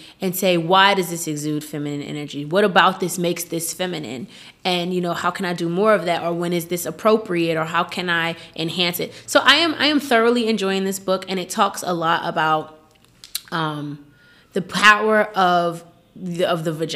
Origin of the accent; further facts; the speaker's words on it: Newark, New Jersey, United States; I'm from Newark, New Jersey, and there was just always some shit going on when I was in high school